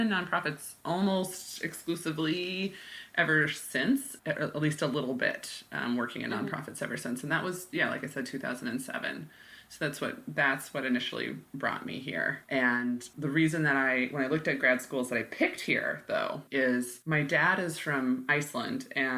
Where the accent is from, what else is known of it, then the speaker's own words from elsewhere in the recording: Midwest, United States; also born or lived in Oklahoma / Illinois; now in Bellingham, United States; Yeah, from the Midwest and from Oklahoma and Illinois for the most part.